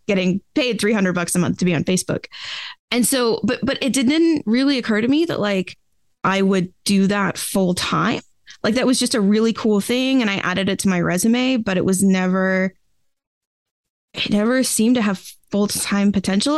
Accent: Boston, Massachusetts, United States; I grew up, uh, in the outskirts of Boston, Massachusetts, in the U S

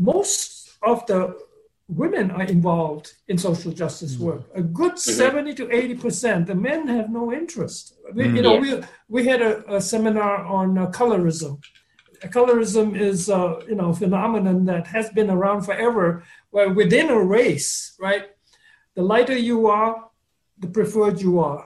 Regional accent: Malaysia; I was born in Malaysia, but that doesn't tell the whole story. My ancestors from Sri Lanka

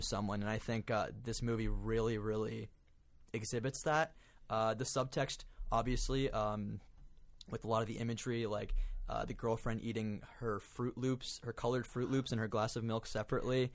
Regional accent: Florida, United States; I'm from Florida.

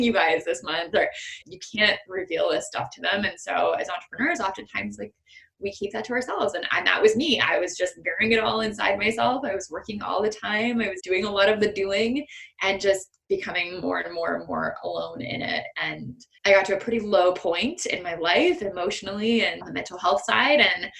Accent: Canada; I have in being Canadian

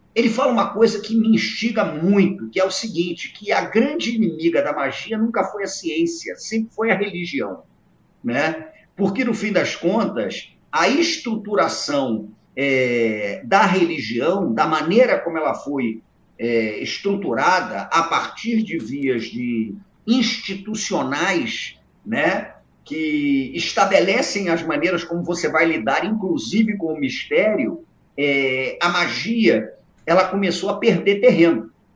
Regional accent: Brazil; eu cresci num Brasil extraordinário

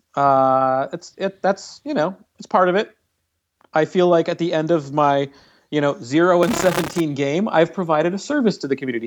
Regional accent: Canada; now in United States; I'm from Canada

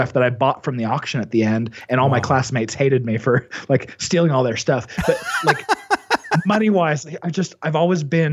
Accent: Mesa, Arizona, United States; also born or lived in Utah; I grew up in actually Mesa, Arizona is where I call home. I was born in Utah, but you know, really went to school in Arizona

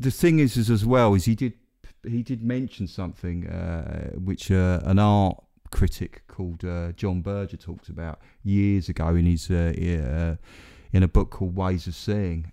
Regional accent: Essex, East of England, United Kingdom; no one will think I'm from Essex now

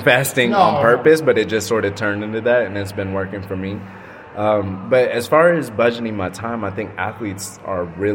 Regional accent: Austin, Texas, United States; moved away as an adult; now in Los Angeles, United States; I was raised in Austin, Texas, so I know it very well

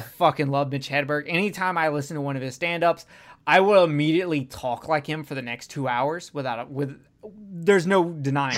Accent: the South, United States; I'm from the South

